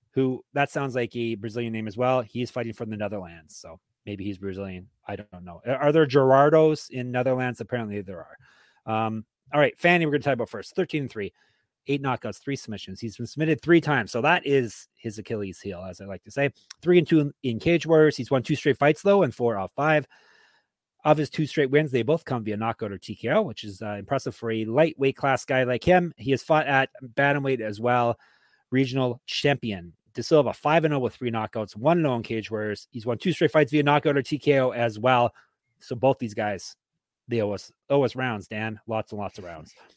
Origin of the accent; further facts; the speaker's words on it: Canada; I'm Canadian